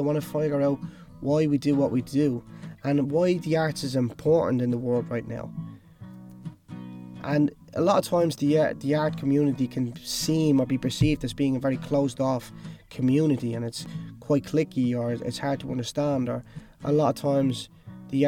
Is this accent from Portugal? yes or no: no; Dublin, Leinster, Ireland; moved away as an adult; also born or lived in Cork / Los Angeles; I then moved to Dublin, where I'm actually originally from